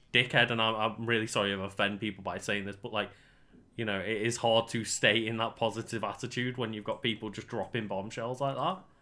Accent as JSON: {"language": "English", "country": "United Kingdom", "said": "we are British streamers rather than, like, American streamers"}